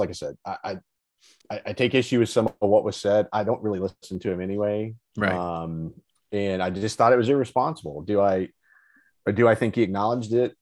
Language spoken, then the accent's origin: English; Alabama, United States; I grew up in Alabama.